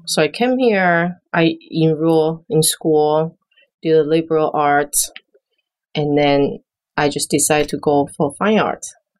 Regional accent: Taiwan; moved away as an adult; now in New York, United States; I grew up in Taiwan. I was born and raised in Taiwan, came to New York for school, college, went to Parsons School of Designs.

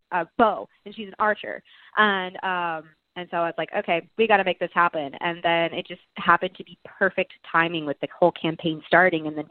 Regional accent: Texas, United States; We're both from Texas

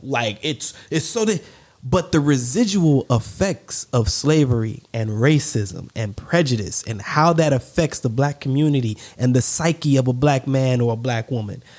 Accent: the South, United States; Growing up in the South

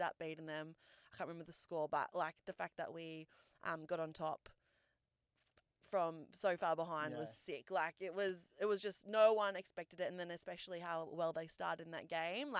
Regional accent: New South Wales, Australia; also born or lived in New Zealand; I was born in New Zealand, but moved over to Australia when I was like 3 years old. So I grew up pretty much like Australia has been home

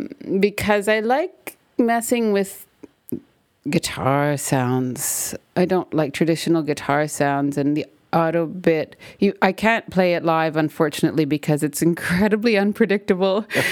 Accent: Canada; Because I'm Canadian and I'm a female?

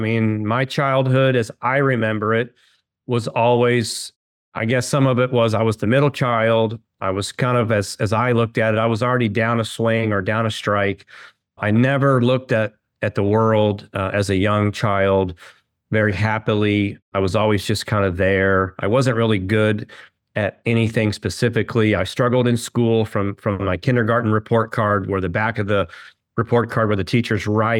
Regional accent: Kansas City, Missouri, United States; Well, I was born and raised in Kansas City.

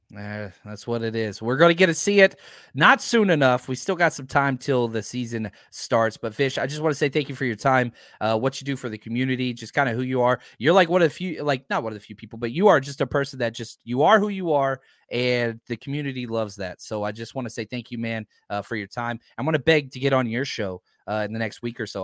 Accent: Fort Worth, Texas, United States; I grew up in Fort Worth

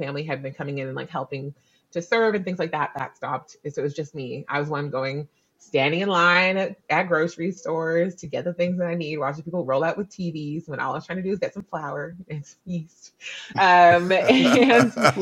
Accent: Canada; also born or lived in New Zealand; I'm actually Canadian, but I just lived in New Zealand for 2 years

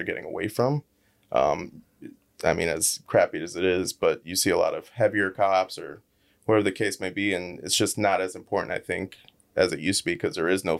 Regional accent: Lee County, Florida, United States; born and raised here. Never moved out of Lee County.

